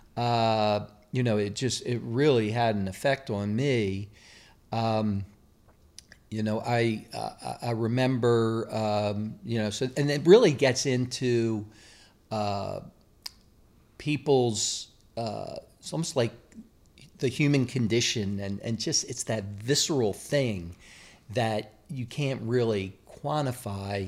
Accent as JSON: {"language": "English", "town": "Baltimore", "region": "Maryland", "country": "United States", "tie": "born or raised there", "moved": "yes", "said": "I grew up in Baltimore"}